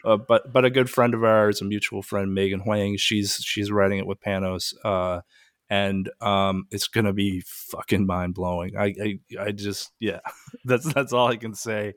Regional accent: Pacific Northwest, United States; I grew up in the Pacific Northwest

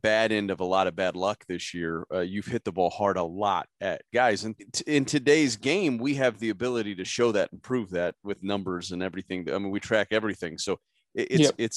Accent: just outside of Omaha, Nebraska, United States; I grew up just outside of Omaha

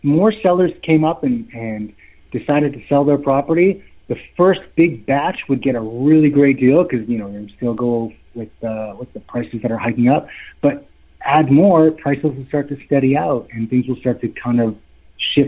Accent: Vancouver, British Columbia, Canada; moved away as an adult; also born or lived in Europe; now in Las Vegas, United States; I'm from Vancouver, Canada

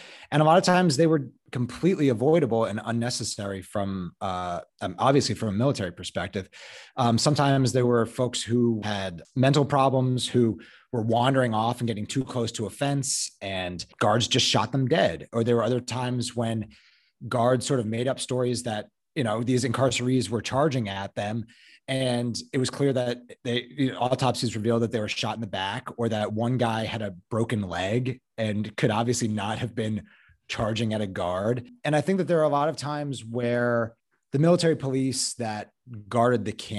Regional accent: Chicago, Illinois, United States; And like you said, I grew up in Hyde Park.

